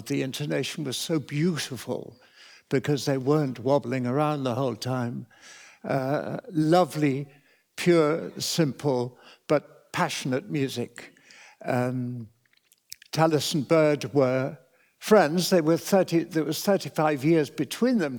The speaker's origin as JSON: {"language": "English", "town": "Cambridge", "region": "East of England", "country": "United Kingdom", "tie": "born or raised there", "said": "I was hugely fortunate to be born and brought up in Cambridge where there was so much music"}